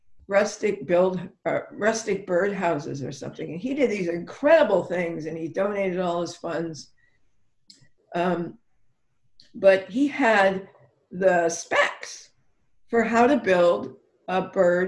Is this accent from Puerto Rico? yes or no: no; Ireland; I'm Irish